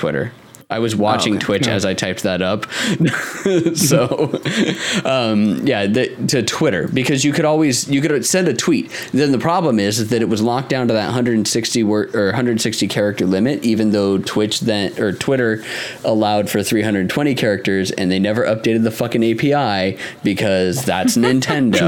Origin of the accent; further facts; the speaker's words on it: Mesa, Arizona, United States; I grew up in West Mesa, and there's the railroad tracks that go just after Mesa Drive